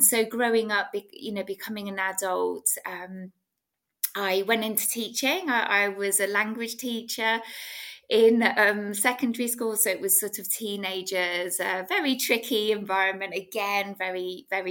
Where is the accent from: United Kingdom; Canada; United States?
United Kingdom; England; I was brought up in England in the UK.